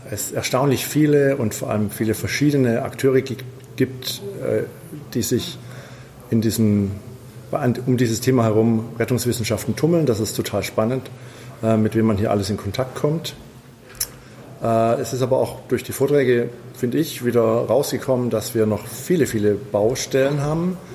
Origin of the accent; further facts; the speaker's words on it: Stuttgart, Baden-Württemberg, Germany; ich komme aus Stuttgart, bin äh, Notfallsanitäter.